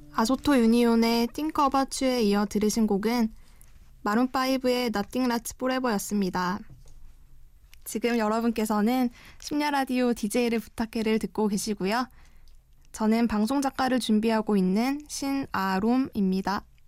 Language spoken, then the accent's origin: Korean; Mungyeong, North Gyeongsang, South Korea; moved away as an adult; now in Seoul, South Korea; 저는 경북 문경에서 자랐는데요